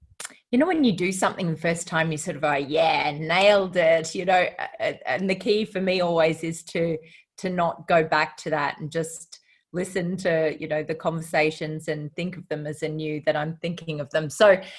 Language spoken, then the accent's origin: English; Australia; Yeah. Well, I think my family moved around quite a bit with my father's work.